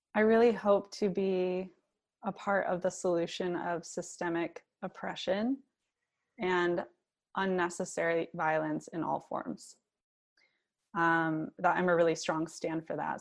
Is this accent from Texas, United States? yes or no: no; Michigan, United States; was born and raised in Michigan